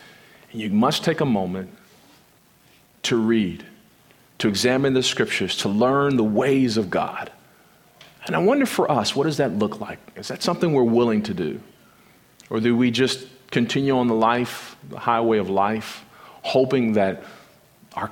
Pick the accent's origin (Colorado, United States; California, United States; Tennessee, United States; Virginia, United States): California, United States; Compton; I grew up in South Central Los Angeles in the inner city of Compton, California